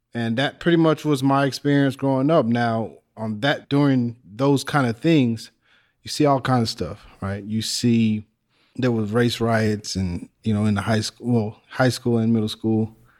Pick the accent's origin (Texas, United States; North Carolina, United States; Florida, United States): Texas, United States; also born or lived in Illinois; I was born in Illinois, but shortly after that, we moved to Texas. I may have been three and we lived close to Mexico, by the border of Mexico